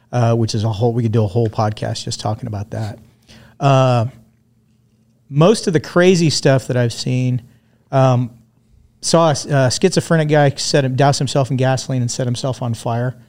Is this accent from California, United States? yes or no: yes; Tehachapi, California, United States; also born or lived in Redondo Beach, California / Hermosa Beach, California / Inglewood, California / Lawndale, California; I was born in sixty-six. Spent, uh, most, you know, the sixties and seventies in the, in the South Bay area. We kind of, we bounced around between Redondo, Hermosa. I lived in Inglewood for a while, lived in Lawndale for a while, and then spent my formative years in a place called Tehachapi